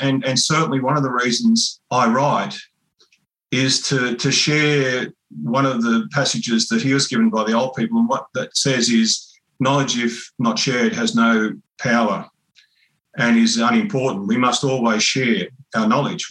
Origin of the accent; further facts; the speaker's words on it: Kempsey area mission, New South Wales, Australia; I grew up on Crew Mission